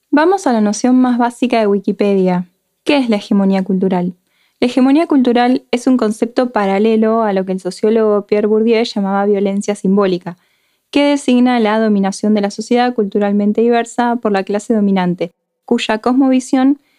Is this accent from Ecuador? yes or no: no; Comodoro Rivadavia, Chubut, Argentina; Yo nací y crecí en Comodoro, estudié en Comodoro, me recibí en Comodoro.